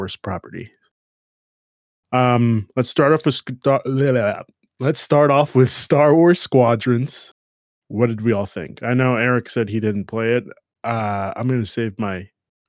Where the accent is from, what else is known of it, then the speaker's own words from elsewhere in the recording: New York, United States; I'm from New York